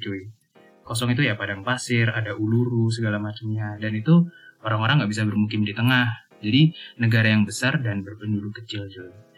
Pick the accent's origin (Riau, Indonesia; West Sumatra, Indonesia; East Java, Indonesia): East Java, Indonesia; Malang; first language Javanese; Indonesian is a second language; moved away; also born or lived in Australia; Aku asli Malang